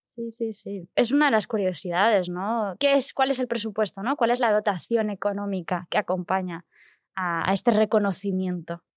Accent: Barcelona, Catalonia, Spain; yo soy de Barcelona y, claro, yo he visto y he pasado por la calle Aribau mm, durante toda mi vida

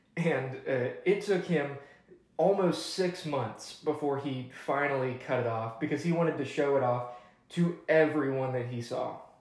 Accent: Atlanta, Georgia, United States; now in Highland Park, Texas, United States; I'm from Atlanta, Georgia

